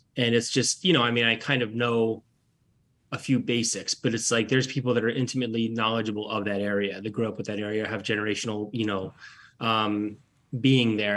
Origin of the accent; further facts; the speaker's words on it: Petersburg, Alaska, United States; moved away as an adult; also born or lived in Nome, Alaska / New Orleans / Durham, North Carolina / Anchorage, Alaska; now in North Carolina, United States; I was born and raised in Petersburg. Well, I was born in Petersburg, and I lived in Nome for a year in the second grade